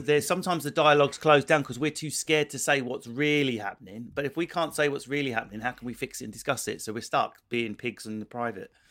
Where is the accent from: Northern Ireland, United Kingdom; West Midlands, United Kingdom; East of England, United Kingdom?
East of England, United Kingdom; Essex; someone like me born in Essex